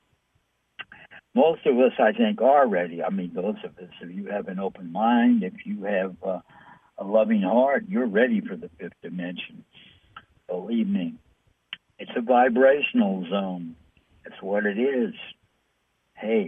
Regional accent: New York City, New York, United States; I'm from New York City.

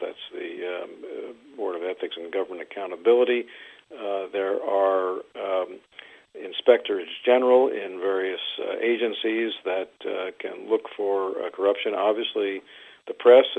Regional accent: Maryland, United States; I come from Maryland

